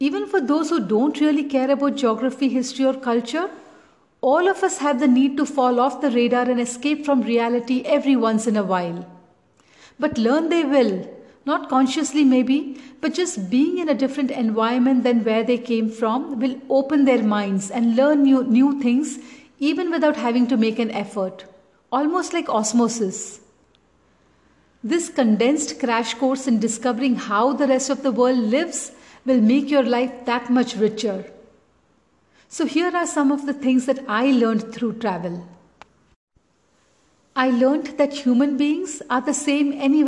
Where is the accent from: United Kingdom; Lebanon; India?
India; Chennai, Tamil Nadu; I grew up in Chennai and never even owned a sweater